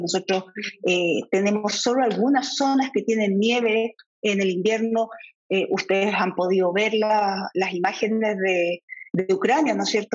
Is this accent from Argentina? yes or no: no; Chile; como chilenos